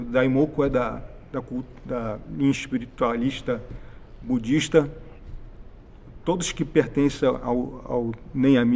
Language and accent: Portuguese; Porto Alegre, Rio Grande do Sul, Brazil; born there; Eu nasci em Porto Alegre.